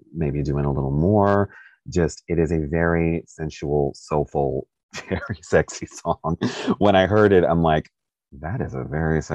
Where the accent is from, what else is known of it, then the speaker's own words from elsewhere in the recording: Kentucky, United States; also born or lived in Stockbridge, Georgia; I was born in Stockbridge and I lived there till I was six, and then my dad moved us to Kentucky